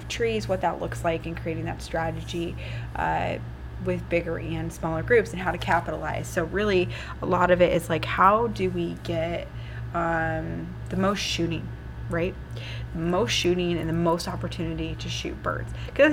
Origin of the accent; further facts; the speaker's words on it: Iowa, United States; I'm in South Dakota, so a lot of you know that I'm from Iowa.